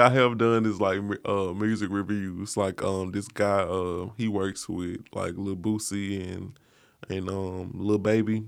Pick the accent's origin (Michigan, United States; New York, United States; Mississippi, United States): Mississippi, United States; moved away as an adult; now in Memphis, United States; I'm from Mississippi originally. I've been in Memphis about two years.